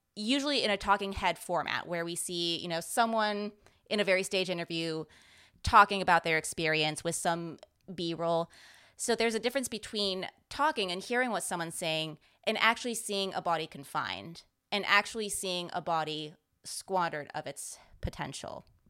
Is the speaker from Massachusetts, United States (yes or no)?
no; San Francisco Bay Area, California, United States; I grew up in the San Francisco Bay Area